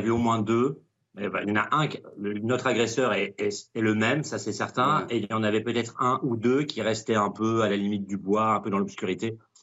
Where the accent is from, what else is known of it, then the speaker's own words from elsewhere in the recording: Dijon, Bourgogne-Franche-Comté, France; moved away as an adult; Dijon est ma ville natale, j'ai grandi 27 ans